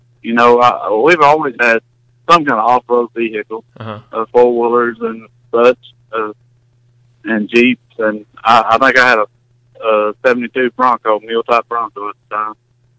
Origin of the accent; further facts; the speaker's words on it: Texas, United States; also born or lived in Fort Worth, Texas; Well, I come from Texas. Out there, how I got involved in all this, I was living in Fort Worth, Texas